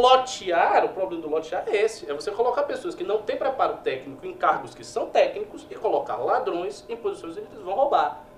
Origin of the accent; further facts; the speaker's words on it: Bahia, Brazil; lá no meu estado, na Bahia